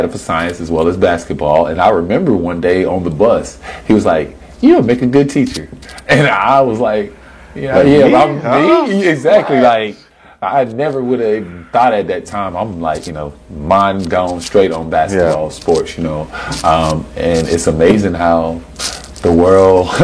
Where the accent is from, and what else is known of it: Dillon, South Carolina, United States; born or raised there